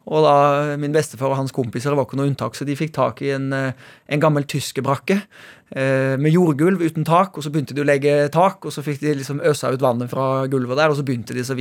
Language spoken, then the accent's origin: Norwegian; Haugesund, Rogaland, Norway; now in Oslo, Norway; vi er jo egentlig fra Haugesund, der også selskapet stammer fra